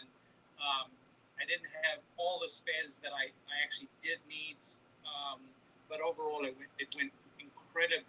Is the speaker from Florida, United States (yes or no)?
no; California, United States; I'm from California